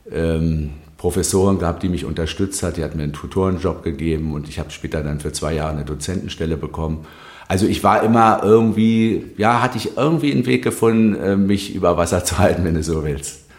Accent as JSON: {"language": "German", "region": "Berlin", "country": "Germany", "tie": "born or raised there", "also_born_or_lived": "Wilmersdorf", "said": "Also ich bin einer sehr spießigen, würde man sagen"}